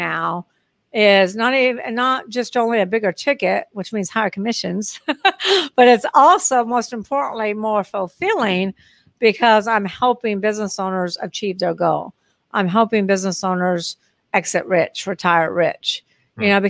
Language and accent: English; Texas, United States; moved away as an adult; also born or lived in Long Beach, California / Dallas, Texas; now in New Orleans, United States; I'm moving back to Texas because I grew up in Texas